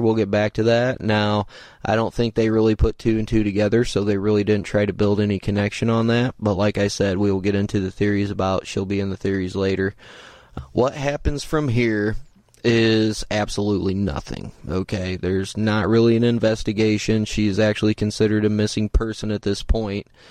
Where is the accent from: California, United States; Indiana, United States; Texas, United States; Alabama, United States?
Indiana, United States; I'm from the Midwest, I'm from Indiana